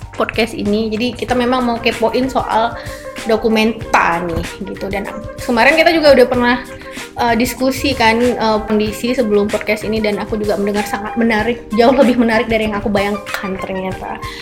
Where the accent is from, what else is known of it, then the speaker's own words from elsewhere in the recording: Aceh, Indonesia; aku sebagai orang Aceh